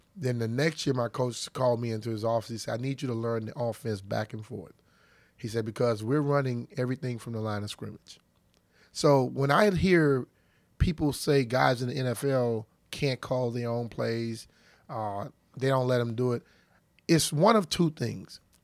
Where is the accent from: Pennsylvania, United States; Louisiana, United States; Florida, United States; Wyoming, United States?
Louisiana, United States; I'm a young African-American kid growing up in Louisiana back in those days